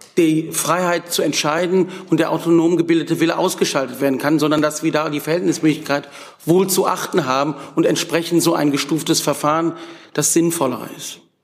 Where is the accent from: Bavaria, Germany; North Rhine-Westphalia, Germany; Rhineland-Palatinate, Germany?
North Rhine-Westphalia, Germany; Wuppertal; ich komme aus Wuppertal, der Stadt von Peter Hinze